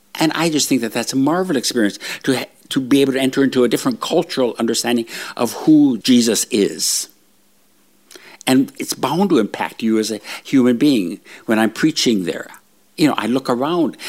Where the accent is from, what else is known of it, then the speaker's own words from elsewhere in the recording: northern Minnesota, United States; moved away; I'm, my background, my family lineage is all Swede. coming from northern Minnesota